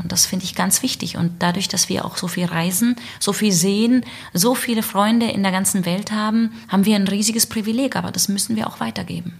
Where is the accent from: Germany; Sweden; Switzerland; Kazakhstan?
Germany; Southern Germany; moved away as an adult; also born or lived in Salzburg / Hamburg; ich komme aus dem Süden